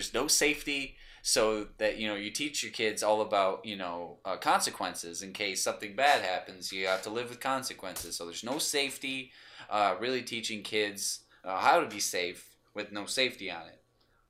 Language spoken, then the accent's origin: English; Michigan, United States; You know, I was raised in Michigan, you know, I like guns, whatever.